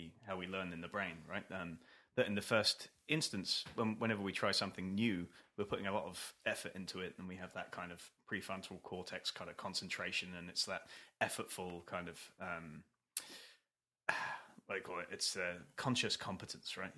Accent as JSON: {"language": "English", "country": "United Kingdom", "said": "Being British"}